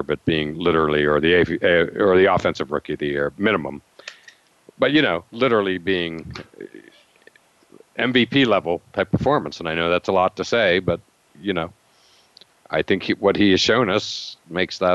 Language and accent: English; Pennsylvania, United States; as growing up in Pennsylvania